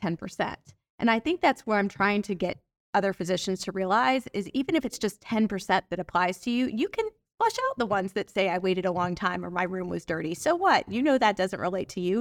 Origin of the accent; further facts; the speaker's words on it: Atlanta, Georgia, United States; I'm from Atlanta